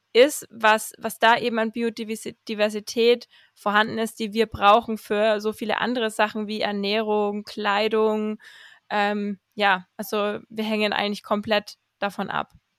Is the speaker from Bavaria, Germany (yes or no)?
yes; Fürth district, Bavaria, Germany; born or raised there